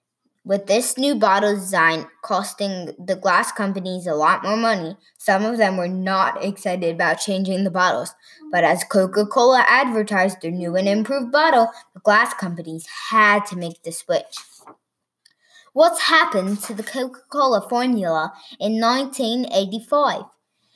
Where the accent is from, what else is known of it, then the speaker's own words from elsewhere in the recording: London, United Kingdom; from London.